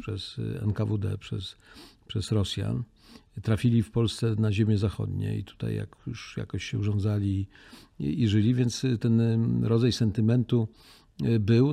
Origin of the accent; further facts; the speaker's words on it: Poland; jak powiedziałem, że jestem z Polski